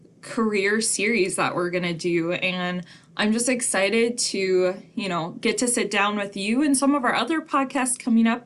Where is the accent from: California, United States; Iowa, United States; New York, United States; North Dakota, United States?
North Dakota, United States; Richardton; now in Mandan, United States; I grew up in a small town of like 600, 800